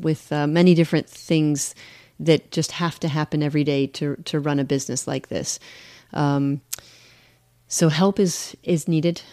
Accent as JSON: {"language": "English", "country": "United States", "moved": "yes", "said": "I'm mostly American, I'm I'm just a little bit British. I was, you know, naturalized"}